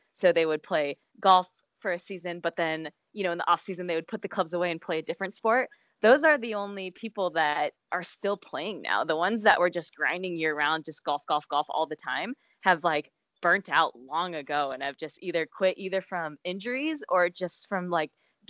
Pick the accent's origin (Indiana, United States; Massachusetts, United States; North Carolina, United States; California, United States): California, United States; San Diego; also born or lived in Philadelphia; But I do find that if I tell people I'm from Philadelphia, it gives me a little bit more street cred than San Diego, California.